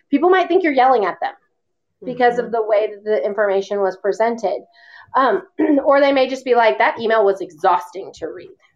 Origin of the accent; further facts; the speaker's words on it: the South, United States; I've always called them GIFs, but I'm from the South.